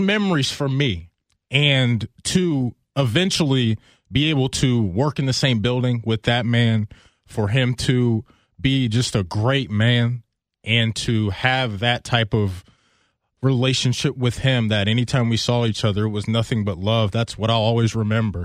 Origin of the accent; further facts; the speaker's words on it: Pickerington, Ohio, United States; I grew up here in Pickerington